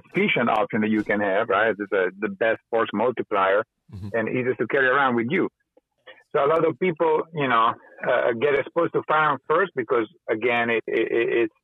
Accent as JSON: {"language": "English", "country": "Italy", "tie": "born or raised there", "also_born_or_lived": "California", "moved": "yes", "said": "growing up in Italy and then moving to California"}